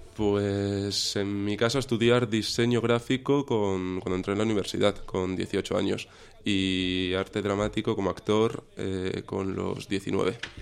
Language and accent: Spanish; Cáceres, Extremadura, Spain; empecé desde muy pequeñito con, con la magia, hacer magia en Cáceres, en Extremadura, que es de donde soy